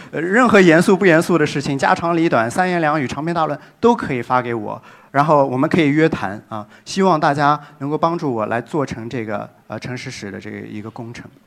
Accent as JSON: {"language": "Chinese", "region": "Shanghai", "country": "China", "tie": "born or raised there", "also_born_or_lived": "New York", "moved": "as an adult", "said": "界定这座城市，大家生活的地方，界定我的故乡"}